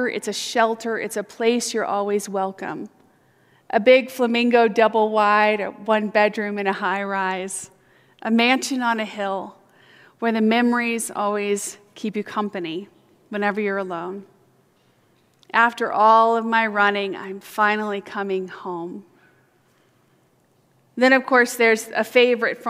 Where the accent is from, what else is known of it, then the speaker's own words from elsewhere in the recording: Fort Lauderdale, Florida, United States; I grew up in Fort Lauderdale, Florida